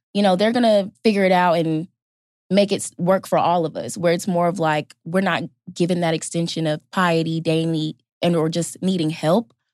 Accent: Fayetteville, North Carolina, United States; I'm a rising senior sociology anthropology major from Fayetteville, North Carolina

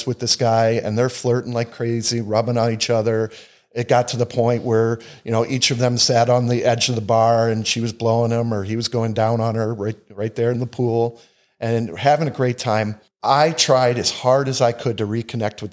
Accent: Northeast, United States; We're from the Northeast

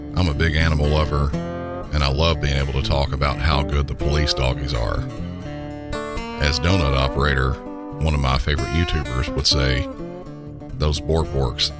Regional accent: Southern United States, United States; accent: Southern; my normal Southern accent

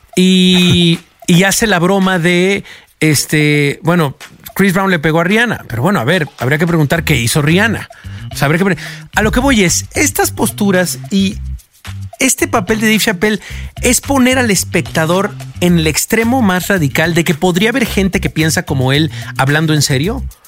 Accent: Mexico; nos unía como mexicanos

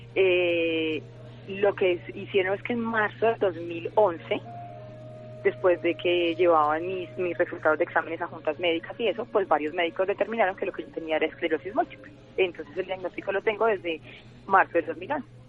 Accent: Medellín, Antioquia, Colombia; moved away as an adult; now in Bogotá, Colombia; yo soy de Medellín

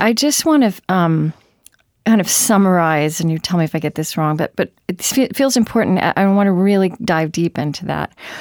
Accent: Oklahoma, United States; now in Minneapolis, United States; I grew up in Oklahoma

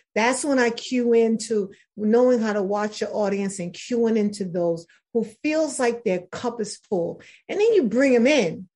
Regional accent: New York City, New York, United States; I'm originally from New York City

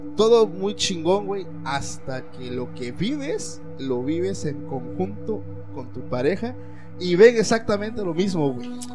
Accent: Mexico; me apego mucho a la creencia que hay en mi país, que es México

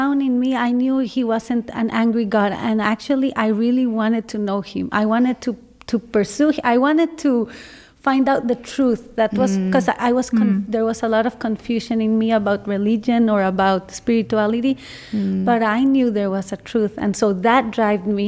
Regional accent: San José, Costa Rica; moved away; I was born in San Jose, Costa Rica. So San Jose is the capital, and Costa Rica is a small country in Central America. Small, beautiful country. So I grew up in the city

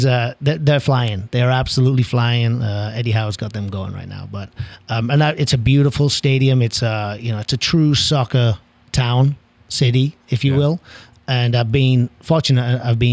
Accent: Stockton-on-Tees, North East England, United Kingdom; now in Indianapolis, United States; born and raised in Stockton-on-Tees, which is a small town in the northeast of England. It's very, very close to Middlesbrough.

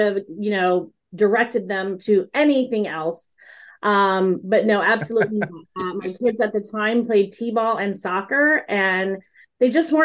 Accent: Texas, United States; a Texas girl who was born and raised in Texas

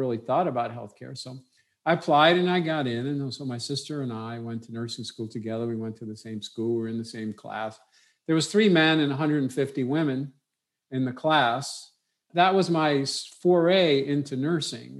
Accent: New York City, New York, United States; I grew up in New York City, a wonderful place to grow up

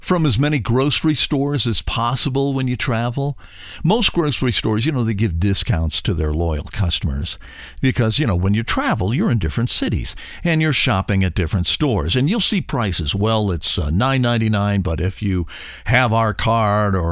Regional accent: Cleveland, Ohio, United States; we're from Cleveland, too

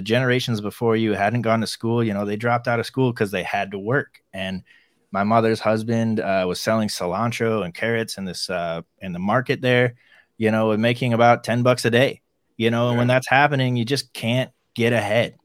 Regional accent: Ann Arbor, Michigan, United States; also born or lived in Chile; I grew up in Ann Arbor, Michigan

